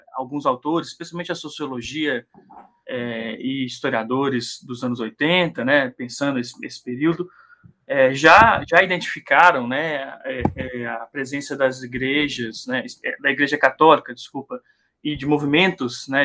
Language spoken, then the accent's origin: Portuguese; Três Pontas, Minas Gerais, Brazil; also born or lived in Belo Horizonte / Betim; eu cresci em, em Três Pontas, no sul de Minas